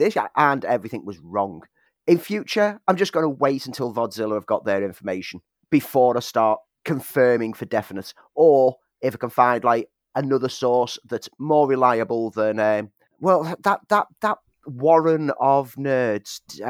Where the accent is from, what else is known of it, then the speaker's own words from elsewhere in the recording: Liverpool, North West England, United Kingdom; now in Sheffield, United Kingdom; when I came from Liverpool to Sheffield to study, it became a key part of my student life.